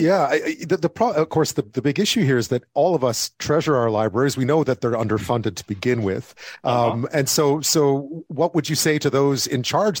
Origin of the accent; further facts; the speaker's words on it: Montreal, Quebec, Canada; now in Toronto, Canada; I grew up in Montreal